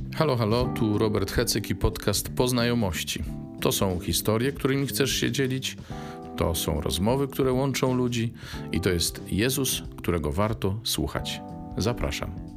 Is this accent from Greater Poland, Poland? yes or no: no; Bydgoszcz, Kuyavian-Pomeranian Voivodeship, Poland; w Bydgoszczy też mamy szkołę dla niewidomych, a stamtąd pochodzę